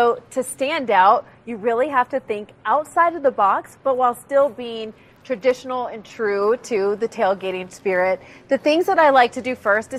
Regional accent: Ohio, United States; moved away; I'm originally from Ohio

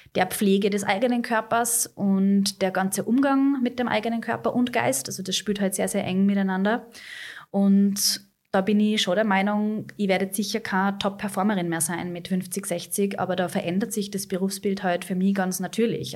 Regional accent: Austria; bei uns in Österreich, wir haben ganz einen anderen Background

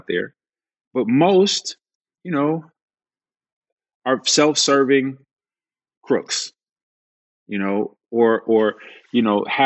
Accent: Chicago, Illinois, United States; I come from Chicago. Like I don't come from a lot.

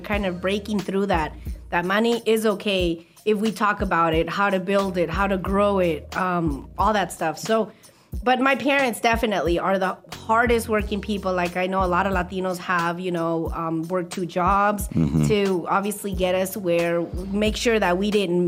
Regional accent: Las Vegas, Nevada, United States; I grew up here in Vegas, I graduated from Valley. The East Side is my stomping ground

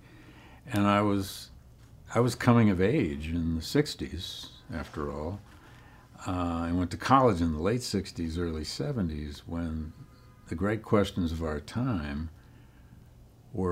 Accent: Flint, Michigan, United States; grow up in Flint, Michigan when I did

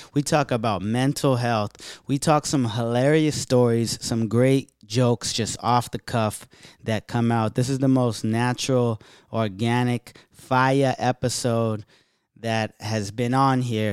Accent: San Jose, California, United States; we're both from San Jose

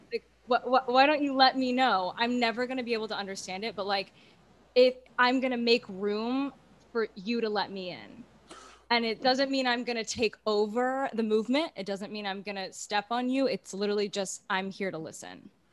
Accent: Houston, Texas, United States; I'm from Houston, Texas

